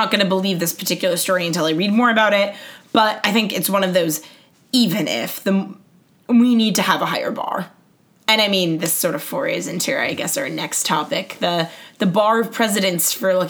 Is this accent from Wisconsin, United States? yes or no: no; Queens, New York, United States; I was like, I'm from Queens.